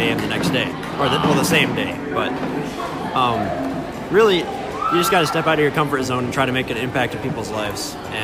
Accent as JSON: {"language": "English", "town": "Berrien Springs", "region": "Michigan", "country": "United States", "said": "I'm from Berrien Springs, Michigan, and I go to Andrews University."}